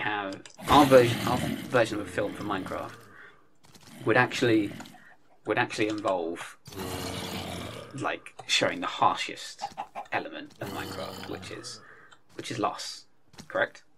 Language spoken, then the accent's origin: English; United Kingdom; we're British